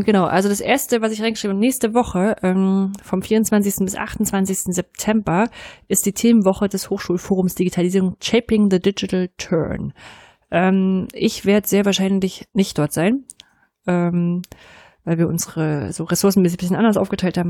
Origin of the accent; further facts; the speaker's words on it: East Germany, Germany; als Ostdeutsche mit westdeutschen Partner